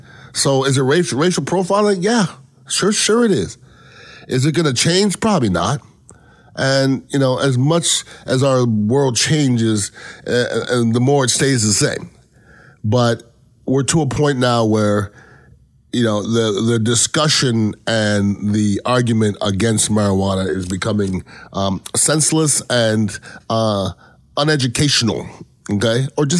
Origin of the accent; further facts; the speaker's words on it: Canada; born there; I know I'm Canadian born.